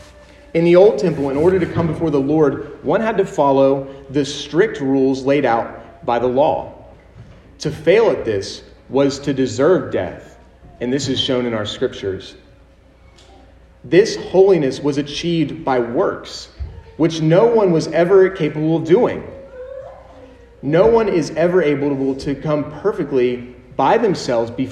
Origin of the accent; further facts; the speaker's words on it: United States; us as American citizens in the 21st century